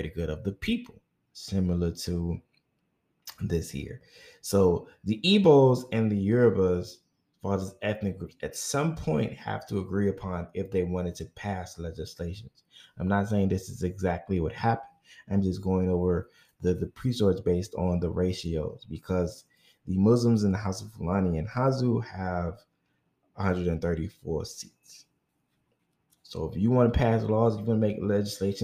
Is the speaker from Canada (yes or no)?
no; United States; I am an American African child